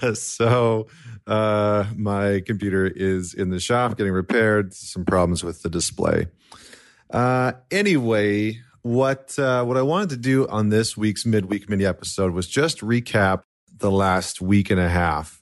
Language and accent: English; Canada; as a Canadian